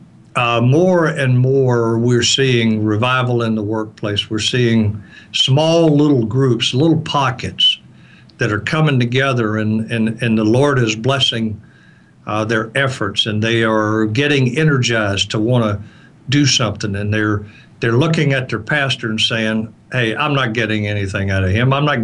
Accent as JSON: {"language": "English", "region": "the South", "country": "United States", "said": "I'm from the South and I'm from, you know, kind of a fundamentalist church"}